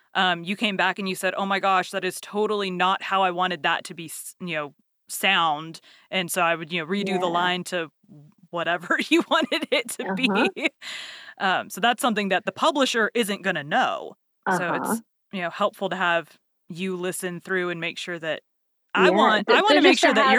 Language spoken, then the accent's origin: English; Texas, United States; As far as American accents go, I'm from Texas, but I don't have a Texas accent.